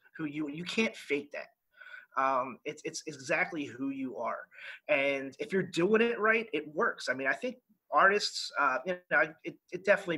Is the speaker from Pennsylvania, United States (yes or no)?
yes; Philadelphia, Pennsylvania, United States; moved away as an adult; also born or lived in Japan / Cuba / Bahrain; I grew up in Northeast Philadelphia